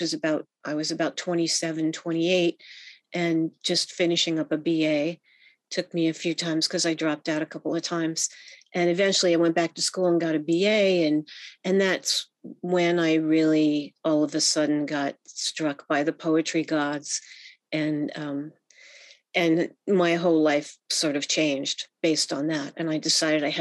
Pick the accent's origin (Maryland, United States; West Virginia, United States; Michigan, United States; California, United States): Maryland, United States; Bethesda; now in San Francisco, United States; where I grew up in Bethesda, Maryland, which is a suburb of Washington, D.C.